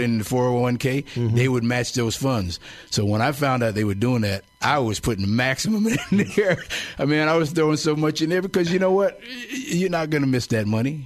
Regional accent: Kingston, New York, United States; moved away as an adult; also born or lived in Albany, New York; now in Bay Area, United States; Kingston, New York. I was born and raised there

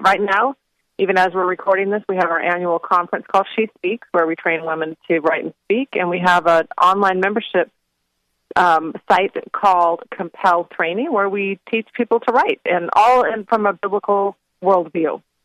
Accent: Phoenix, Arizona, United States; moved away as an adult; now in North Carolina, United States; I grew up in Phoenix

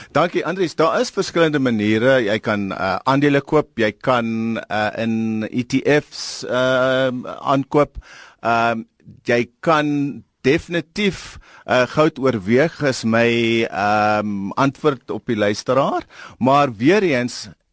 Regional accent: Eastern Cape, South Africa; ek kom van die Oos-Kaap

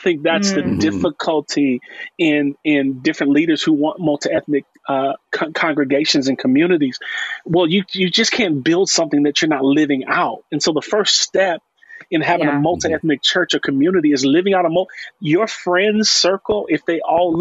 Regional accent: Chicago, Illinois, United States; And I'm from Chicago. I'm born and raised on the west side of Chicago

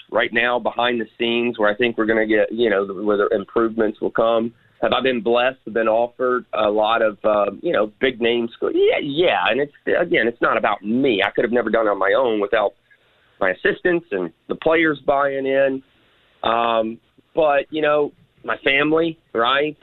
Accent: Memphis, Tennessee, United States; I am a Memphian, right? I grew up here in Memphis. I was born here, grew up here

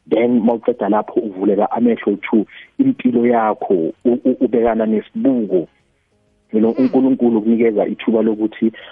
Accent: KwaThema, Gauteng, South Africa; moved away as an adult; now in Daveyton, South Africa; Yebo, eh ngizalele kwaThema, ngikhulele kwaThema. Uh, I've always been an Eastern guy.

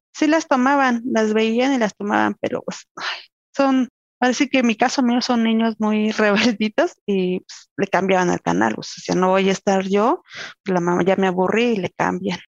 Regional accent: Tequisquiapan, Querétaro, Mexico; soy de acá de Tequisquiapan, Tequisquiapan Querétaro

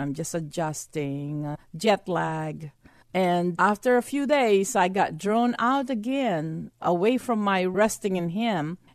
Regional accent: Texas, United States; being a Texan, I had to have a red pickup truck

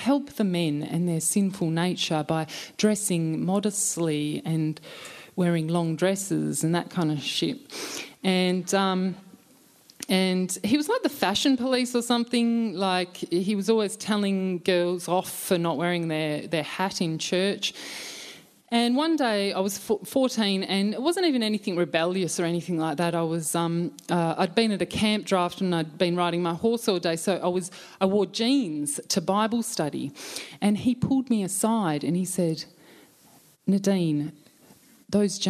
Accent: just past Bullsbrook, Western Australia, Australia; we grew up in the Berean Christian Fellowship, or the cult just past Bullsbrook

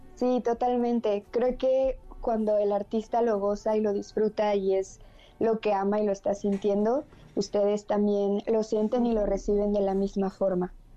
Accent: Mérida, Yucatán, Mexico; Soy una cantautora de Mérida, Yucatán, aquí del sureste

